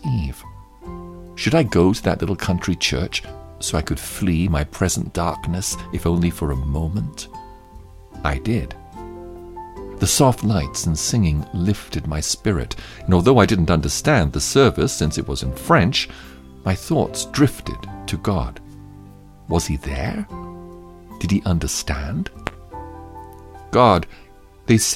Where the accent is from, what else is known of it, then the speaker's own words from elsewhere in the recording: Netherlands; moved away; also born or lived in France; I left my home country of the Netherlands in search of truth and happiness, and was now in France.